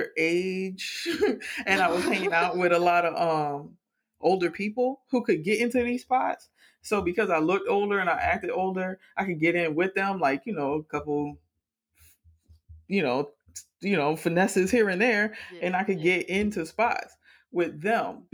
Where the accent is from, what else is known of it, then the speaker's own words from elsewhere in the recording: Miami, Florida, United States; growing up in Miami